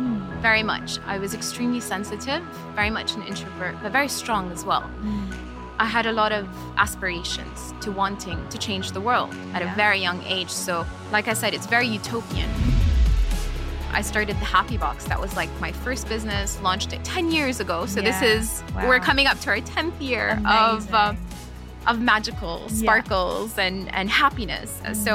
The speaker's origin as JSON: {"language": "English", "country": "Jordan", "also_born_or_lived": "Lebanon", "said": "And so we lived in 11 countries. So growing up, I moved around quite a lot. I am originally Jordanian."}